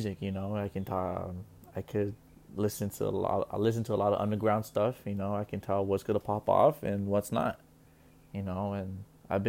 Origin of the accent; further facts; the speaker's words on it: California, United States; I'm from Cali. I'm 20 years old, born October 26, 1999.